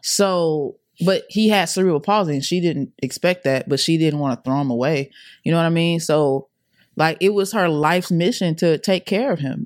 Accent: Atlanta, Georgia, United States; also born or lived in Clayton County, Georgia; I'm originally from Atlanta. I'm a A T L baby

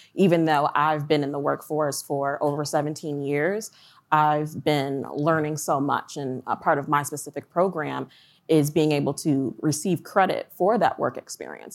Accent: Ann Arbor, Michigan, United States; moved away as an adult; now in Columbia, Maryland, United States; I'm originally from Ann Arbor, Michigan, um, but through an acquisition of the company that I was formerly working at, uh, they had moved me to Columbia, Maryland.

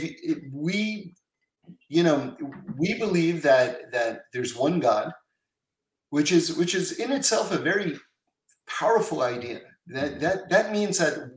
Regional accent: New York City, New York, United States; now in California, United States; I grew up in New York City on 79th Street and Broadway

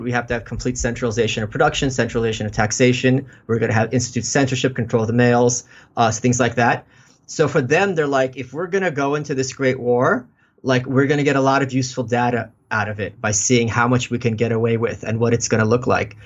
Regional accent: New York City, New York, United States; I'm a New Yorker. I've been here all my life.

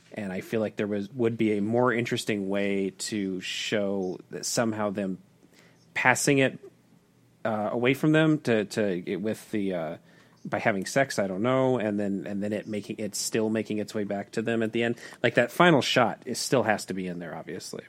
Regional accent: Tucson, Arizona, United States; my hometown of Tucson, Arizona

